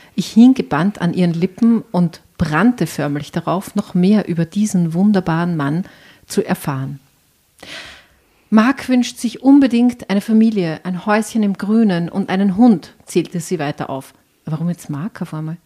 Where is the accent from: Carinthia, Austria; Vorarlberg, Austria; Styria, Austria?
Styria, Austria; Enns Valley near Schladming, Upper; aus der Obersteiermark, aus dem Enstal in der Nähe von Schladming